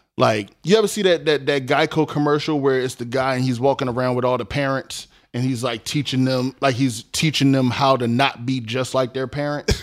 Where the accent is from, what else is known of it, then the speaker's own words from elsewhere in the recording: Philadelphia, Pennsylvania, United States; I'm from North Philly. I went to school in South Philly